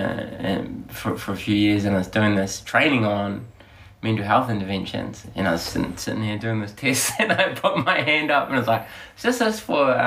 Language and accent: English; Auckland, New Zealand; I grew up in Glenelg, West Auckland.